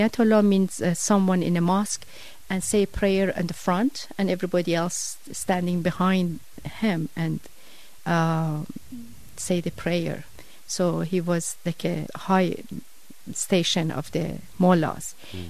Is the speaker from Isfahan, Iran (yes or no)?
no; Tehran, Tehran Province, Iran; English is a second language; moved away as an adult; now in Wilbraham, United States; I was born in Tehran, Iran. Tehran is the capital city of Iran or Persia, February 1953.